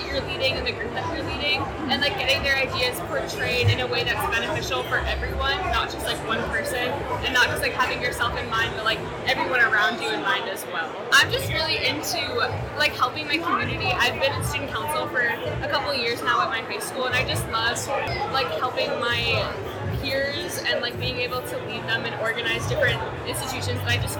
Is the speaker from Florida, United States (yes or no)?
no; Mattapoisett, Massachusetts, United States; I'm 18. I come from Mattapoisett, Massachusetts, so it's pretty far away.